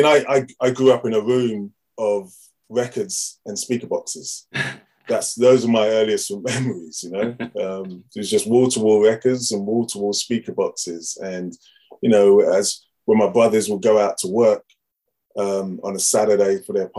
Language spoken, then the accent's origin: English; Harrow, London, United Kingdom; Grew up in Harrow. I grew up in a town called Harrow